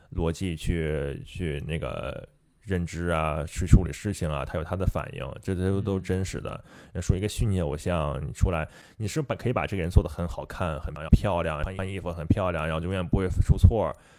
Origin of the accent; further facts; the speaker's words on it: China; 毕竟我是中，中国人嘛